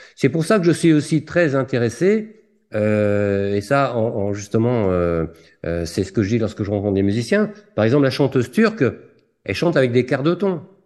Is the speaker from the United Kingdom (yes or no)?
no; Lorient, Brittany, France; je suis né à Lorient